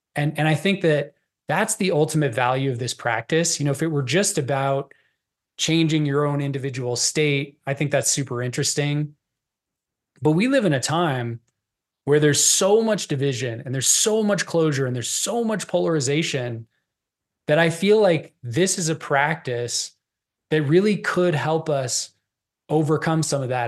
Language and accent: English; Boulder, Colorado, United States; I grew up in Boulder, which is a very liberal enclave.